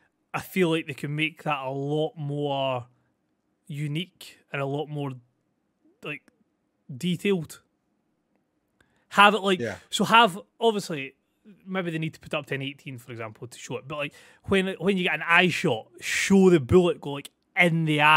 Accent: Scotland, United Kingdom; I'm Scottish. It's fine. It's just standard.

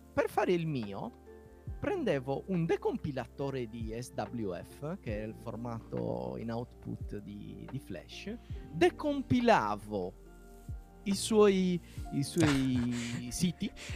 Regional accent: Nuoro, Sardinia, Italy; accent: Sardinian; nella città da dove vengo io, Nuoro

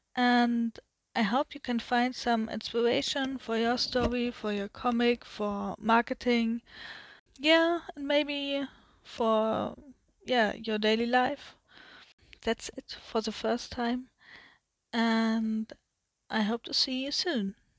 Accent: Germany; English is a second language; I'm from Germany, so my English is not that good

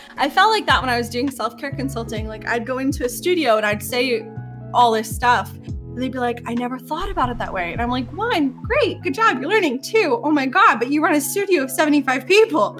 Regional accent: New York, United States; I am from New York and it's hella diverse here

